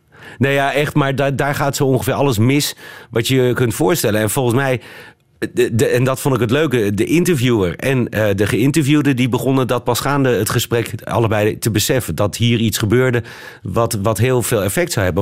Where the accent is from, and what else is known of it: Netherlands; also born or lived in Amsterdam